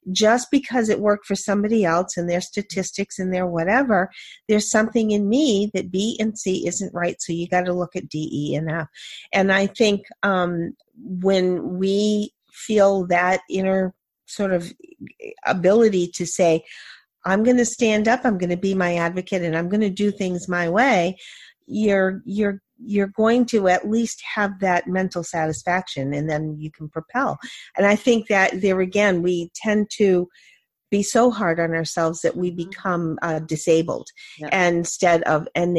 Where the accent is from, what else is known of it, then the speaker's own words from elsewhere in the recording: New Hampshire, United States; I'm from New Hampshire.